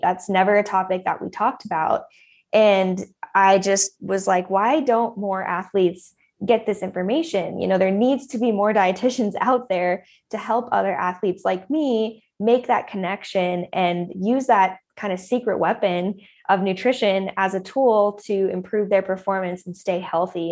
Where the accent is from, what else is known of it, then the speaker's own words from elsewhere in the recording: Boulder, Colorado, United States; also born or lived in San Diego; I grew up in Colorado, just outside of Boulder